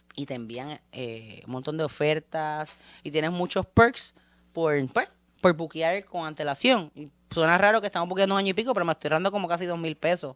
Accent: Puerto Rico; somos puertorriqueños y tenemos playa

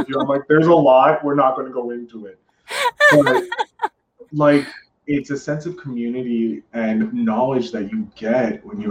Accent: Canada; we're Canadian

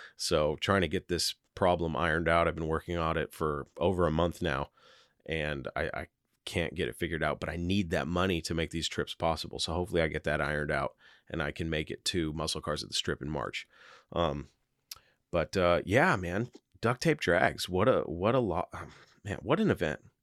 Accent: Seattle, Washington, United States; I'm from Seattle

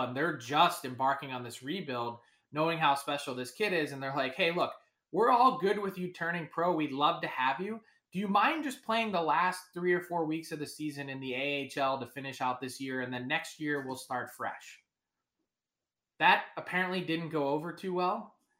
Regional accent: Philadelphia, Pennsylvania, United States; I'm from Philly

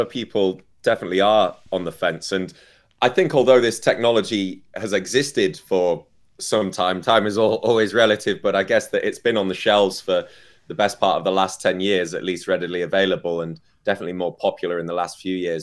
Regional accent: United Kingdom; I'm British, so we learn how we like our tea

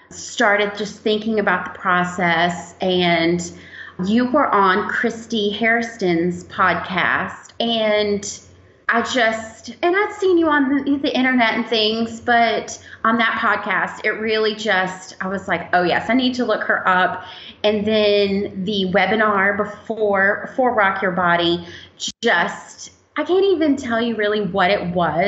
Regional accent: Roanoke, Virginia, United States; I'm from Roanoke, Virginia

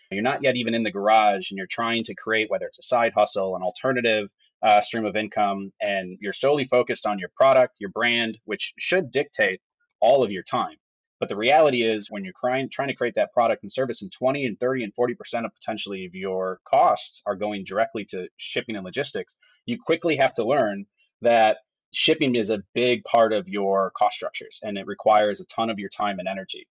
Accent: Madison, Wisconsin, United States; now in Milwaukee, United States; I actually grew up outside of Madison, Wisconsin

